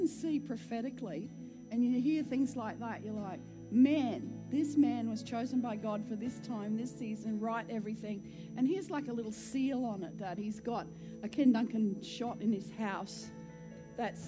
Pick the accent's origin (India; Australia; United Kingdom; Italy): Australia; Queensland; I'm a Queenslander